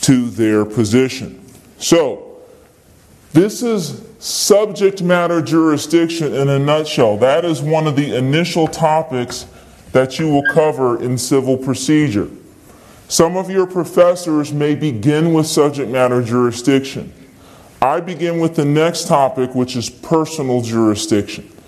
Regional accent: Virginia, United States; I'm from Virginia.

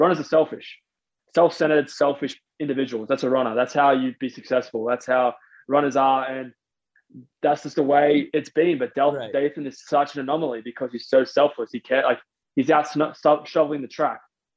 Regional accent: Australia; moved away as an adult; as an Australian

